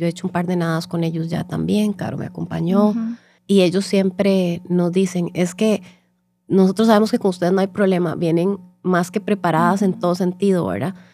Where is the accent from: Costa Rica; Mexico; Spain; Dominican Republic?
Costa Rica; Entonces, eh, nosotros somos las ticas